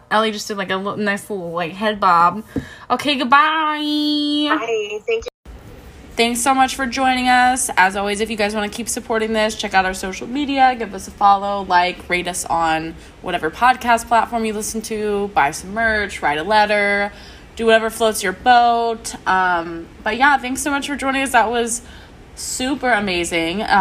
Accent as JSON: {"language": "English", "region": "East Coast", "country": "United States", "said": "I'm from the East Coast."}